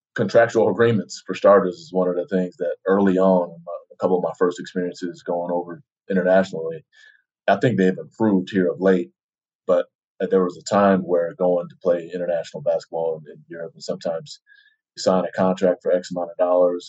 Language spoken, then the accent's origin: English; Denver, Colorado, United States; moved away as an adult; also born or lived in New Jersey / Utah; I was born in New Jersey, inside, you know, basically in the city, and then moved to Denver, another big city, and spent some time there growing up through high school